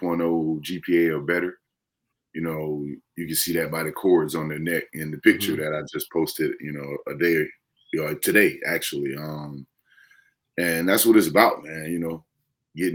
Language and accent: English; Florence, South Carolina, United States; also born or lived in Columbia, South Carolina; I'm from Florence, you know, South Carolina.